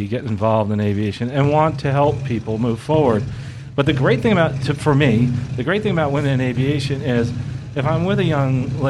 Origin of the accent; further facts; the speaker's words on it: Lakeland, Florida, United States; I'm from Lakeland. I live here at the end of the runway